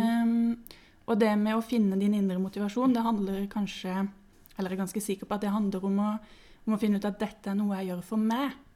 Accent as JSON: {"language": "Norwegian", "region": "Sørlandet", "country": "Norway", "moved": "as an adult", "lives_now": "Oslo, Norway", "said": "jeg kommer fra Sørlandet, men jeg har bodd i Oslo i noen år nå"}